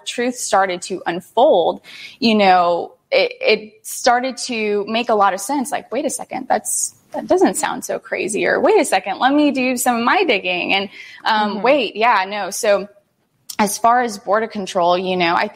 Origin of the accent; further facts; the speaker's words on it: United States; first language Spanish; English is a second language; I was born here in the United States. My parents were born in Mexico, and they immigrated